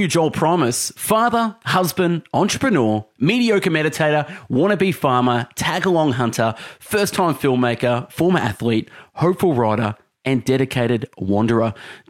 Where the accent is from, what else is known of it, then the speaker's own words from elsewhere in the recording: Melbourne, Victoria, Australia; I'm from Melbourne, no. Australia.